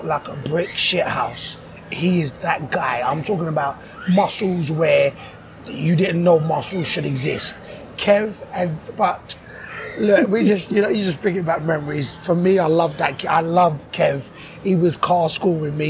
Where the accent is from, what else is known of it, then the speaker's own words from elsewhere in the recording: London, United Kingdom; I was from London